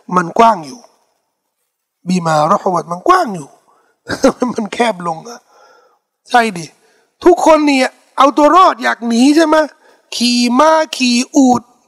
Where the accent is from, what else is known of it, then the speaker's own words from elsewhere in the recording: Thailand; เขาถามว่าเป็นคนที่ไหนบอกว่าไทยแลนด์